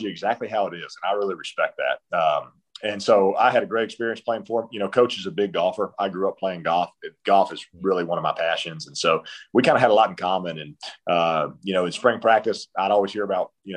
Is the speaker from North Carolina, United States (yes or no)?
yes; North Carolina, United States; moved away as an adult; growing up in North Carolina, we had a lot of different schools and that were fairly close